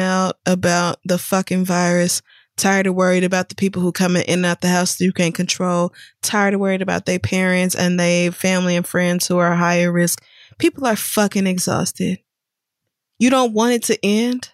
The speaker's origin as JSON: {"language": "English", "region": "Oklahoma", "country": "United States", "tie": "born or raised there", "also_born_or_lived": "Louisiana", "said": "I was born in Louisiana and I grew up in Oklahoma"}